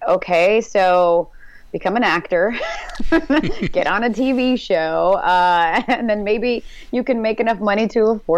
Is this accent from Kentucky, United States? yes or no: no; St. Louis, Missouri, United States; now in California, United States; I'm from St. Louis